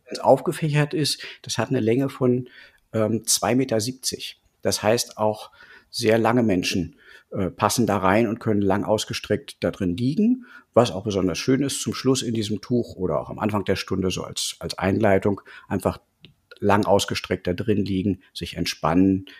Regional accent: Berlin, Germany; Ich bin aus Berlin und unterrichte ja seit 20 Jahren normales Yoga

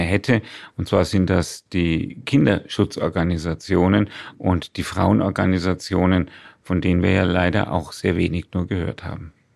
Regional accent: Würzburg, Bavaria, Germany; dass ich seit 67 Jahren in Würzburg wohne und den Stammbaum meiner Familie 450 Jahre im hessisch-fränkischen Grenzgebiet verorten kann

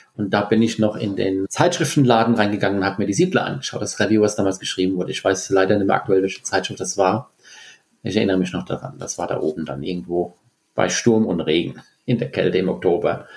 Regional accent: Bingen am Rhein, Rhineland-Palatinate, Germany; ich komme aus Bingen und bin auch in Bingen auf die Schule gegangen

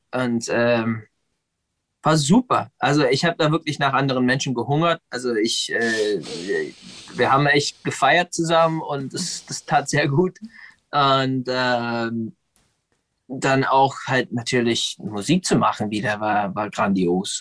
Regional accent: United States; now in Berlin, Germany; ich bin in den USA geboren und, und äh, aufgewachsen

